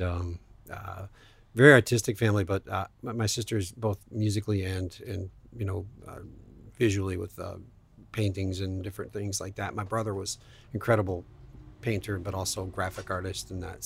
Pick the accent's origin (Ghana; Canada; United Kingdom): Canada; Sault Ste. Marie, Ontario; moved away; I grew up in Sault Ste. Marie, Ontario, Canada, which is northern Ontario